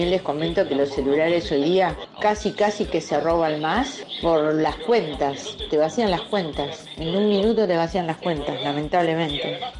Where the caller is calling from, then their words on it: Buenos Aires, Argentina; Amigos de Contacto Digital … Barrio de Congreso.